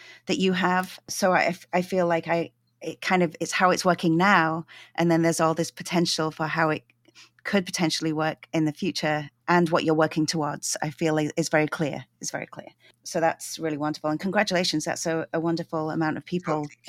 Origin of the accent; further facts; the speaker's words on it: London, United Kingdom; now in Vancouver, Canada; I grew up in London